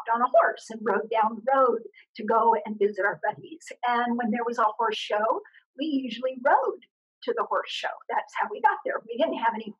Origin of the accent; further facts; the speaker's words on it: Scottsdale, Arizona, United States; I grew up in a very, very small town, which is now a big city. It was Scottsdale, Arizona.